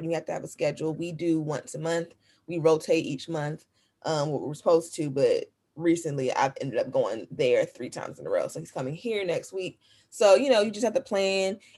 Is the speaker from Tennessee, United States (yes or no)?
yes; Memphis, Tennessee, United States; now in Los Angeles, United States; I'm from Los. I'm in Los Angeles, but from Memphis.